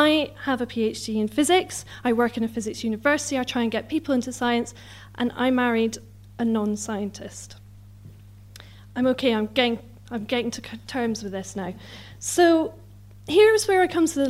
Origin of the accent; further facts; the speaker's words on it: Scotland, United Kingdom; moved away as an adult; also born or lived in Newcastle; now in London, United Kingdom; I'm Scottish